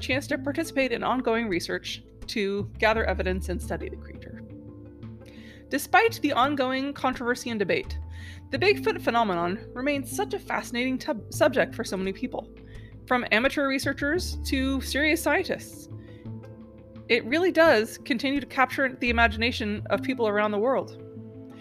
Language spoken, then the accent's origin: English; Pacific Northwest, United States; I'm from the Pacific Northwest